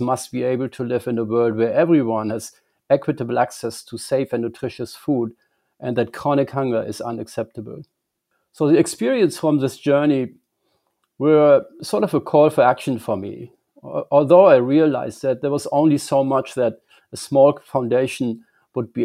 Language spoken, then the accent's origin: English; Germany; moved away as an adult; I grew up in Germany